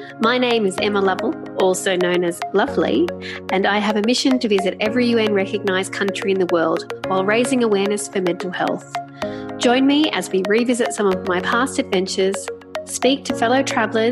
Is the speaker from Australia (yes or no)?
yes; New South Wales, Australia; moved away; also born or lived in Melbourne; I will always be a New South Welsh woman.